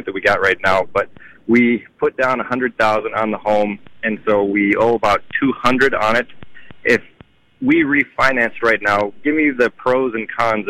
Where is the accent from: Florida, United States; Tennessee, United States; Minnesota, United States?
Minnesota, United States; Pipestone; now in Somerset, United States; southwest Minnesota, I grew up in Pipestone.